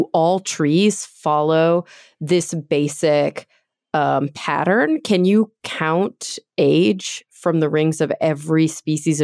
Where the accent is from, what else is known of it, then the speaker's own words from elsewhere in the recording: Texas, United States; I grew up in Texas